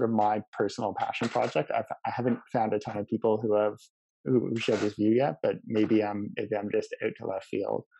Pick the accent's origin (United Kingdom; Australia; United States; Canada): Canada; we as a Canadian society